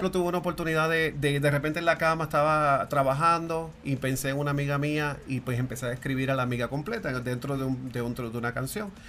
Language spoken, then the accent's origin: Spanish; Puerto Rico; now in Miami, United States; yo resido en Miami. Eh, yo soy de Puerto Rico, llevo 25 años en Miami